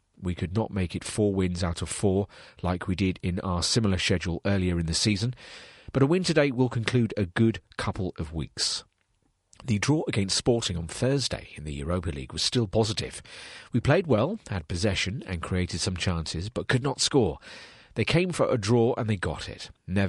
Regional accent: Tulle, Nouvelle-Aquitaine, France; in my hometown of Toul, in the centre of France, the German army killed many innocent people in 1944

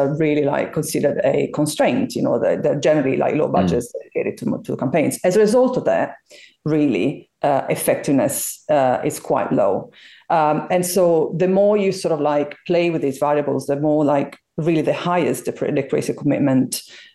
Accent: Italy; moved away as an adult; now in London, United Kingdom; I'm originally from Italy, you know, moved over to London 14 years ago

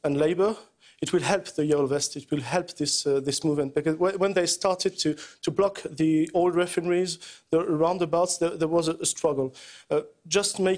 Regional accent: France

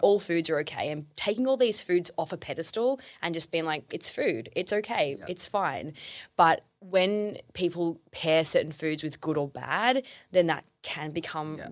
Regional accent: Tasmania, Australia; now in Melbourne, Australia; I grew up in Tassie

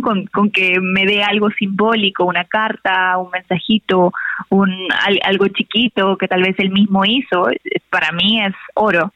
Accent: Peru; now in Mexico; yo soy de Perú, pero yo vivo en México ahora

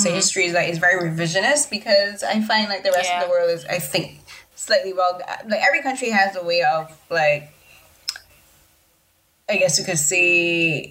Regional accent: Barbados; growing up in the Caribbean in Barbados

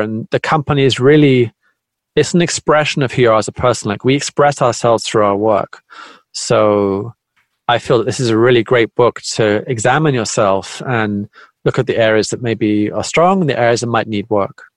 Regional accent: United Kingdom; moved away as an adult; now in Tokyo, Japan; I'm originally from Britain. I live in Japan.

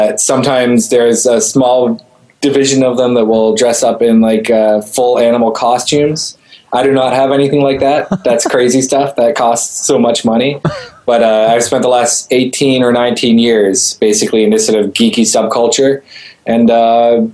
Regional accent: Canada; I am Canadian

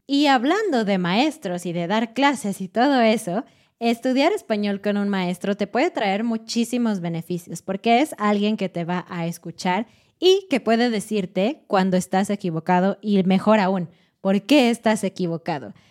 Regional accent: Mexico

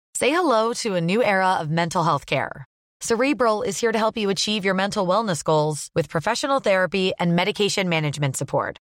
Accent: England, United Kingdom; we English

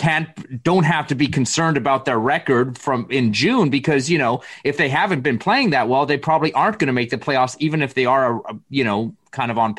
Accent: Canada; As a Canadian

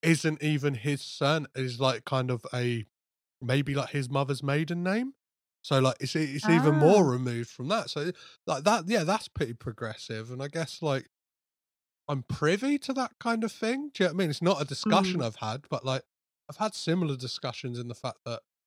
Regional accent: Crawley, South East England, United Kingdom; I'm from Crawley

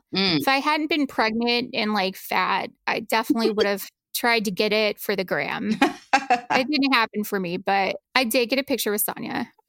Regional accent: the South, United States; maybe it's because I'm originally from the South

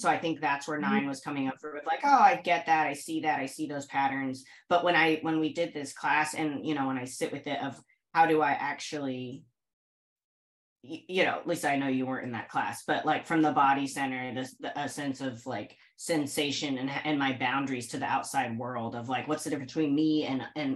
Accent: Indianapolis, Indiana, United States; moved away as an adult; now in New York City, United States; I'm from Indianapolis. I moved to New York City when I was 18 for college and haven't left. I'm reaching my halfway point between 18 years in Indianapolis, 18 years in New York City.

